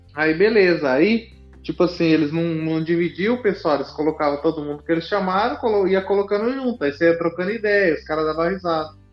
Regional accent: São Paulo, Brazil; a gente é do estado de São Paulo

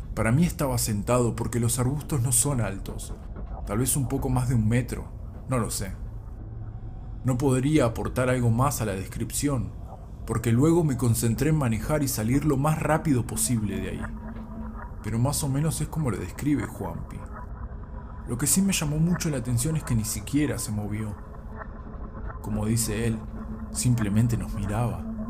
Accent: Neuquén, Argentina; moved away; desde Neuquén Capital, el lugar donde me crié

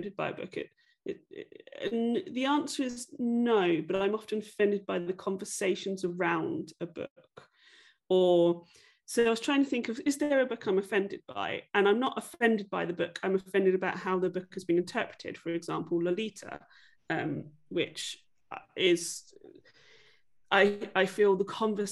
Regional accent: England, United Kingdom; I grew up in England

